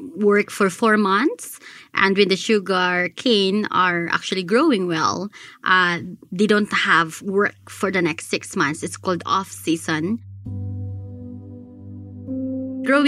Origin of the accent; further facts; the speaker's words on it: Philippines; we're Filipino